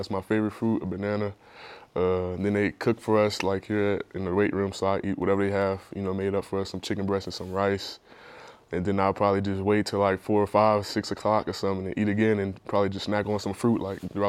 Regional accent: New Orleans, Louisiana, United States; moved away as an adult; also born or lived in Kansas; Yeah, so I'm from New Orleans, Louisiana. You know, grew up there, got a brother, two sisters, mom, and then went to Warren Eastern Charter High School in New Orleans, Louisiana.

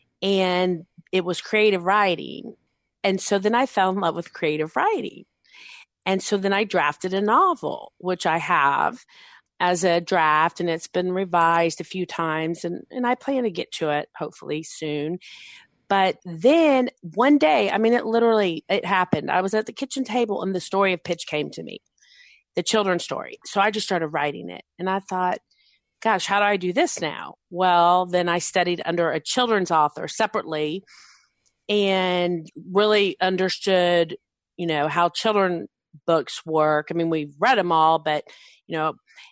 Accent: Dallas, Texas, United States; also born or lived in Florida; I grew up in Dallas, Texas. Since I was one, I was actually born in Florida

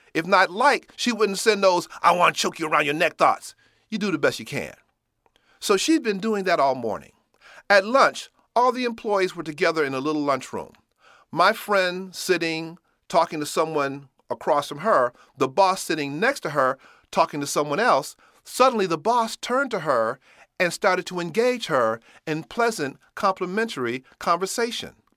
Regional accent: Chicago, Illinois, United States; I'm from Chicago

